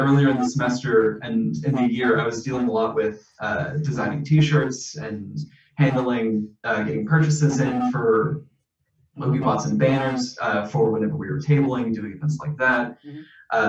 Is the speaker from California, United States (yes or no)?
no; San Marcos, Texas, United States; So I'm from San Marcos, Texas.